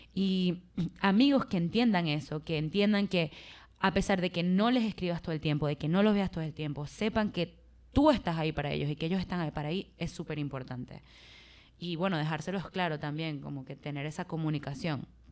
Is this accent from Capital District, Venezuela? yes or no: no; Maracaibo, Zulia, Venezuela; accent: Maracucho; yo soy de Maracaibo, Venezuela, y nosotros tenemos un acento bien afincado